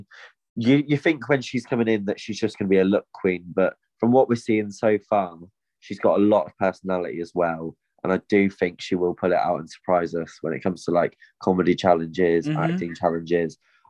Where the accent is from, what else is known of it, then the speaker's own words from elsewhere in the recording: Plymouth, South West England, United Kingdom; my hometown of Plymouth